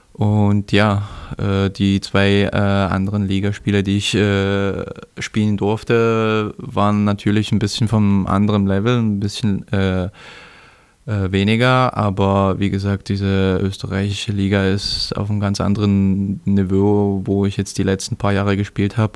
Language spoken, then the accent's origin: German; Germany; also born or lived in Třinec, Czech Republic; Die Heimatstadt ist, äh, wo meine Geburtsort äh, ist, Trinec ist in Osten, wie du schon gesagt hast. Und da waren wir halt äh, bis unserem sechsten Lebensjahr. Dann sind wir nach Deutschland umgezogen